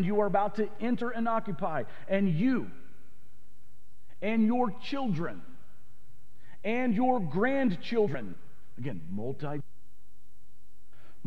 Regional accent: the South, United States; I grew up in the South. In the South, we would have said it like this.

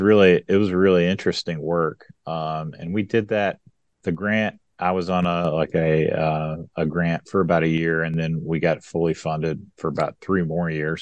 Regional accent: West Kentucky, United States; moved away as an adult; also born or lived in Atlanta, Georgia; now in West Tennessee, United States; I worked my first job back in this area because I'm from West Kentucky, so near near where I grew up

